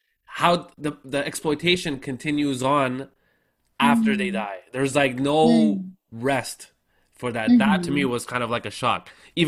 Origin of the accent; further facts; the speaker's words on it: Canada; I'm from Canadian, I grew up in Canada, right? So this is kind of, you know, new for me.